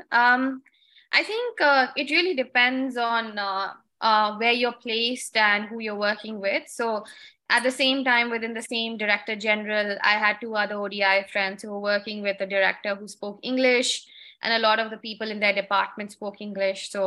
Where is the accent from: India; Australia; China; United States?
India; New Delhi, Delhi; I mean, I came from New Delhi